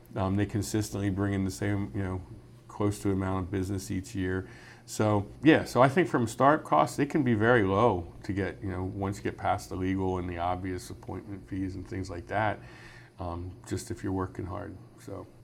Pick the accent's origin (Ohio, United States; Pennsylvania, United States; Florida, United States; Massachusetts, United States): Pennsylvania, United States; Mechanicsburg; I was born and raised in Mechanicsburg